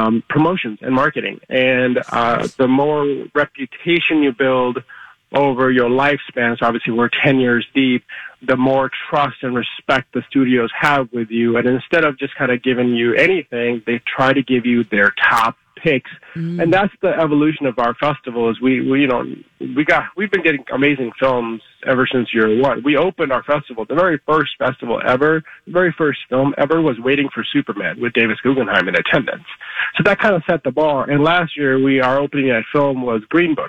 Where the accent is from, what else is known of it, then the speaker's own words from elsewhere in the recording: India; now in United States; I was born in India